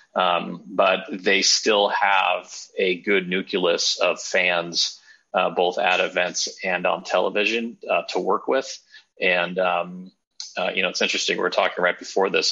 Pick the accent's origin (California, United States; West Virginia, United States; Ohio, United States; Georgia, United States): California, United States; Southern; now in Davidson, United States; I'm originally from Southern California